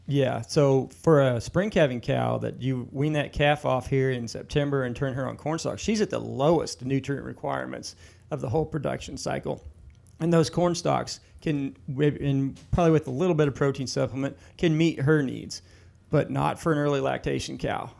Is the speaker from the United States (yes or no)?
yes; Illinois, United States; growing up in Illinois